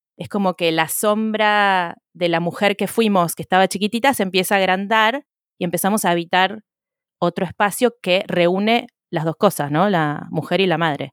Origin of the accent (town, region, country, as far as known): Argentina; now in Wales, United Kingdom